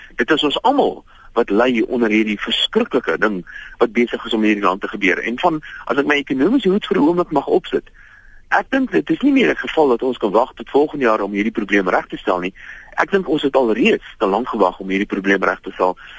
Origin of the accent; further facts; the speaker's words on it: South Africa; ons as Suid-Afrikaners